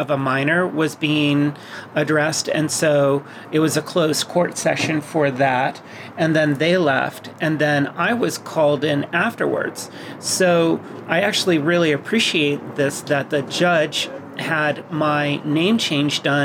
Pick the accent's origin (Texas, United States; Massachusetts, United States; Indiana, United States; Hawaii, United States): Massachusetts, United States; I was born in Massachusetts